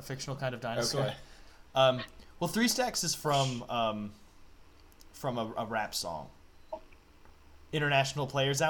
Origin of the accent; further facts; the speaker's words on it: Frederick, Maryland, United States; No, but it's all my hometown has going for it. The whole infrastructure of Frederick, Maryland is that Francis Scott Key is from there.